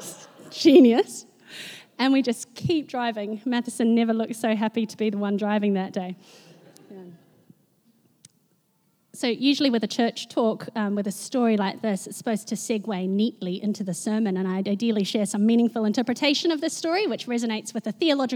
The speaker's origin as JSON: {"language": "English", "region": "Wellington", "country": "New Zealand", "tie": "born or raised there", "moved": "as an adult", "lives_now": "Auckland, New Zealand", "said": "I grew up in Wellington, very proud of that, and reluctantly moved to Auckland after high school to attend medical school"}